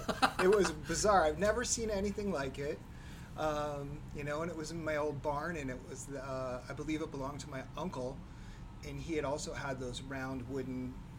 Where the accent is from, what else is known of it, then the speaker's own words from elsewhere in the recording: New Hampshire, United States; So yeah, I grew up in New Hampshire. My daughter's fifth generation in our house, so nice. We have some Northeast roots.